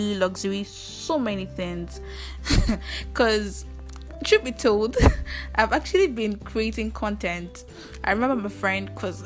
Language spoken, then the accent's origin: English; Ile-Ife, Osun, Nigeria; I come from Ile-Ife, Osun State